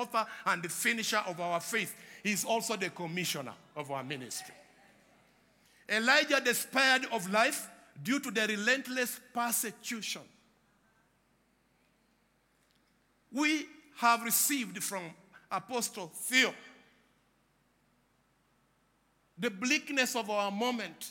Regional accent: Uganda; I come from Uganda

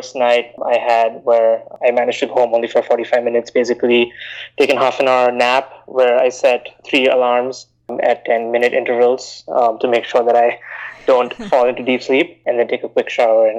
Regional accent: Bahrain; also born or lived in India; now in United States; So I grew up in the Middle East in Bahrain. I'm originally from India, came to the US to study for undergrad and decided to stay on here.

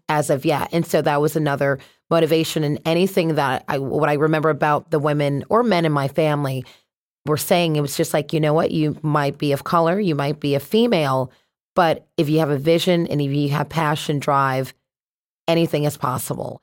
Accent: Connecticut, United States; also born or lived in Boston; I'm from Connecticut, so born and raised here

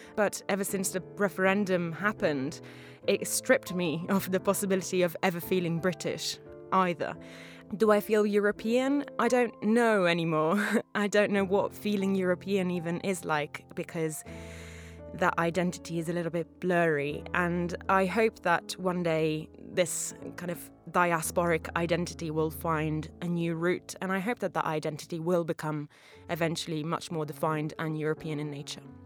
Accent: Portugal; moved away as an adult; also born or lived in Italy / Brussels, Belgium; now in London, United Kingdom; I was born in Portugal within a democracy

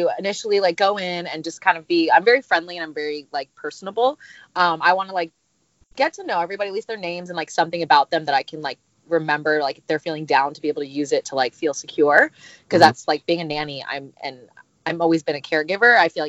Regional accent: Huntington Beach, California, United States; I'm 27 years old, and I'm from Huntington Beach, California, and I'm a private nanny.

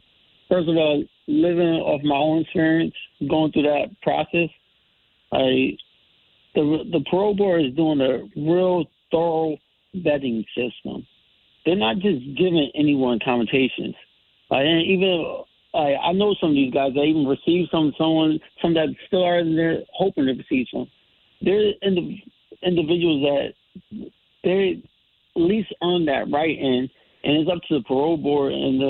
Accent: Bridgeport, Connecticut, United States; I'm from the Bridgeport area and everything

